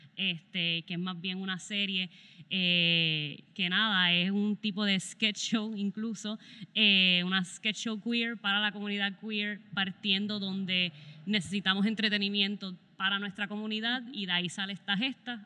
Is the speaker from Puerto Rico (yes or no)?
yes; southwest Puerto Rico, Puerto Rico; crecimos haciendo cine en Mayagüez juntos